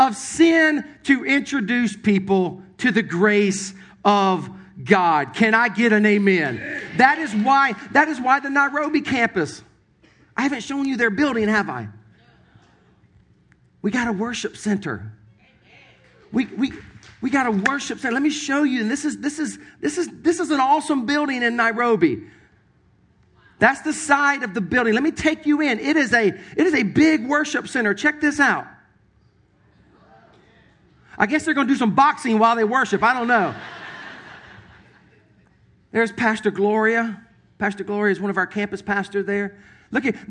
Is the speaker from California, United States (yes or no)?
no; Sumter, South Carolina, United States; moved away; my hometown, Sumter, South Carolina